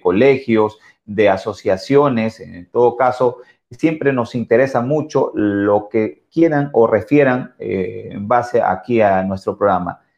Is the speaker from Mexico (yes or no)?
no; Ecuador; nosotros como ecuatorianos